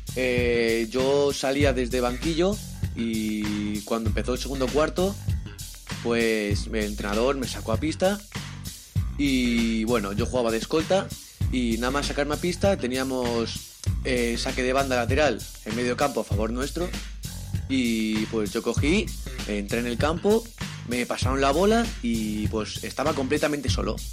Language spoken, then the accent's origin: Spanish; Madrid, Community of Madrid, Spain; soy de aquí de Madrid, del distrito de Ciudad Lineal.